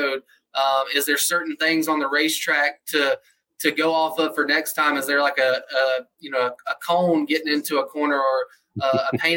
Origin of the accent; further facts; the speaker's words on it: Atlanta, Georgia, United States; I grew up in Atlanta, Georgia area